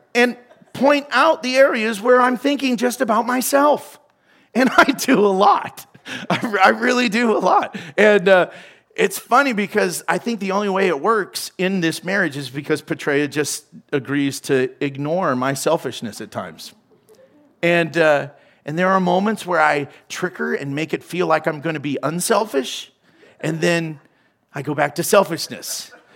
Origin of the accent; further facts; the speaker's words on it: United States; I'm American.